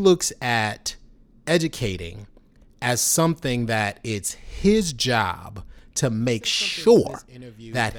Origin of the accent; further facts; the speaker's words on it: New York City, New York, United States; I grew up in New York City